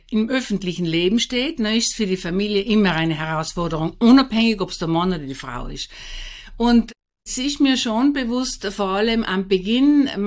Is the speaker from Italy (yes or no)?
yes; St. Lorenzen, Trentino-Alto Adige, Italy; Bin auf einem ganz kleinen Bergbauernhof aufgewachsen in St. Lorenzen, Lothen. Bin die vierte von 14 Kindern.